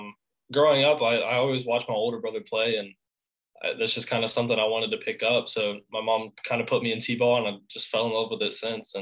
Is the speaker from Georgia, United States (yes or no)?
yes; Augusta, Georgia, United States; I'm from Augusta, Georgia.